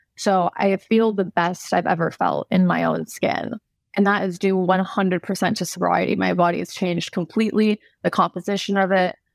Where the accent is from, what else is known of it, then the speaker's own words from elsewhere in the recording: California, United States; I grew up in California, so I'm kind of a mix between, like, California girl with, like, European background